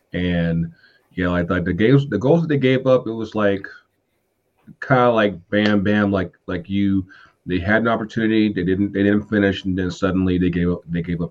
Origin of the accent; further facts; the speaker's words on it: North Carolina, United States; now in Atlanta, United States; I'm from North Carolina